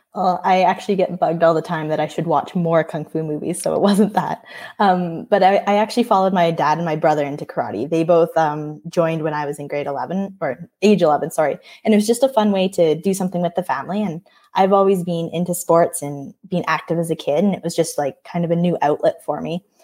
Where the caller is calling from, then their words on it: Edmonton, Alberta, Canada; I'm calling from Edmonton, Alberta, Canada